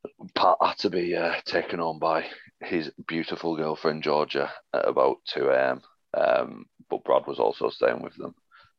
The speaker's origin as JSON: {"language": "English", "town": "Oldham", "region": "North West England", "country": "United Kingdom", "said": "I'm from Oldham"}